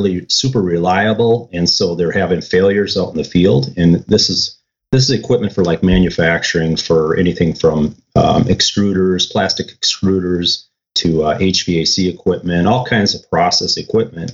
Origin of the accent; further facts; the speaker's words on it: Minnesota, United States; moved away as an adult; also born or lived in San Diego, California / Florida; move back from San Diego to Minnesota